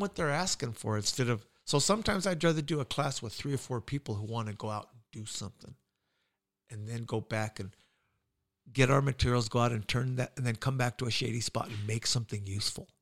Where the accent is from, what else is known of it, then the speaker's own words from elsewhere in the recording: United States; I'm an American